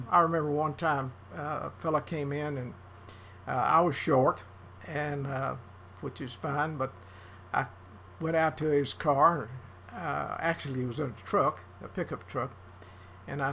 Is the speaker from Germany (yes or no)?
no; Paris, Texas, United States; I was born here in Paris